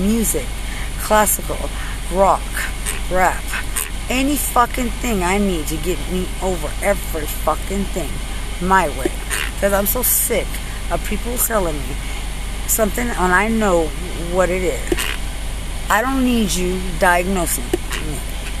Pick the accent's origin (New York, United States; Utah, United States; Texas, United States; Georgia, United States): Texas, United States; Lubbock; I'm from Lubbock. I'm not perfect, but I was never yours to exploit as a homicide.